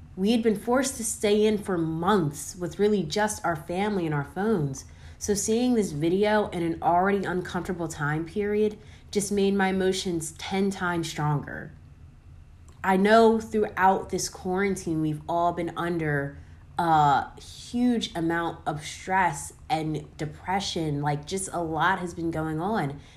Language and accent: English; Aston, Pennsylvania, United States; born or raised there